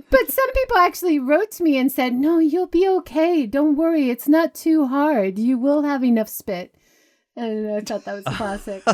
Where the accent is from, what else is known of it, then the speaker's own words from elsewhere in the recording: Hawaii, United States; moved away; I grew up in Hawaii.